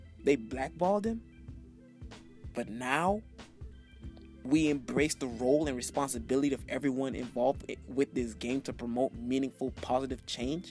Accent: Miami, Florida, United States; now in Orlando, United States; I'm from Miami. Born and raised in Miami, but now I live in Orlando

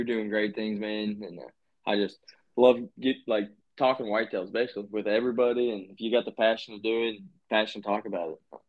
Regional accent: Virginia, United States; moved away; I grew up in Virginia

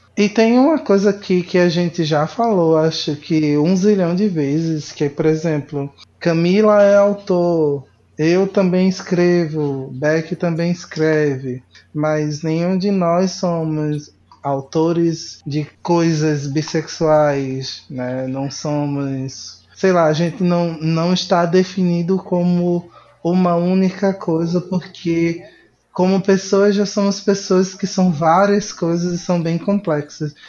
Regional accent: Recife, Pernambuco, Brazil; moved away; lá de Recife, da minha terra natal

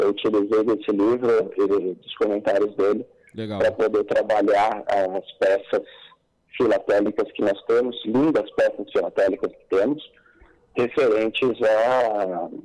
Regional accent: Paulista, São Paulo, Brazil; eu não só como paulista, mas como brasileiro

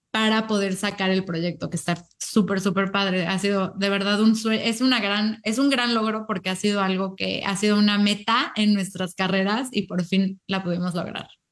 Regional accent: Mexico; now in United States; somos de México y llevamos mucho tiempo viviendo en Estados Unidos

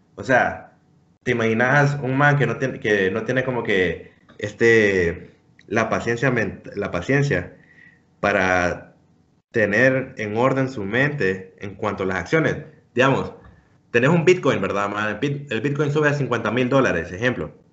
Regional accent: Honduras; nosotros, como hondureños

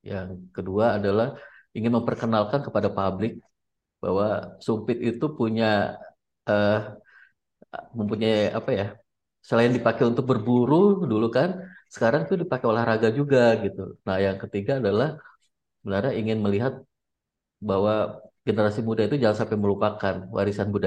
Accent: Kotawaringin Barat, Central Kalimantan, Indonesia; Karena saya lihat di daerah saya, di daerah saya di Kabupaten Kota Waringin

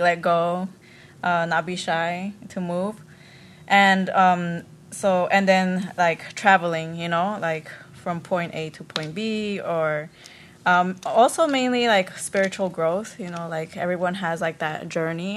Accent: Las Vegas, Nevada, United States; also born or lived in Riverside, California; I was born in Riverside, California, and uh, but I grew up in Vegas since I was age three

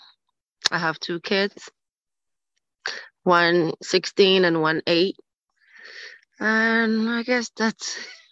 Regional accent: Ghana; moved away as an adult; also born or lived in Bronx, New York; now in New York, United States; I'm from Ghana. And I live in the Bronx, and I've been here almost 20 years now.

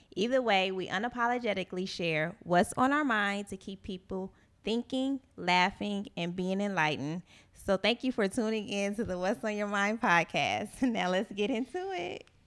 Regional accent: Gary, Indiana, United States; moved away; I'm from Gary

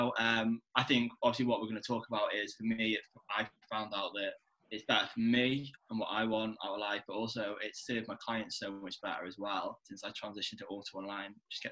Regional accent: North Wales, United Kingdom; moved away as an adult; now in Manchester, United Kingdom; I am Welsh, born and bred

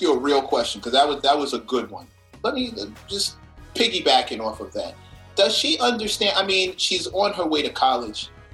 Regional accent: New York City, New York, United States; also born or lived in Brooklyn / Manhattan; I was born in Queens. I moved to Brooklyn, and I live in Manhattan

